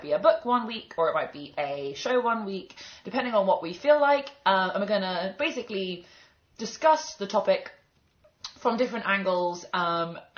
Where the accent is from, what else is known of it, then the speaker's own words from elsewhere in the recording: London, United Kingdom; also born or lived in Edinburgh; I'm from London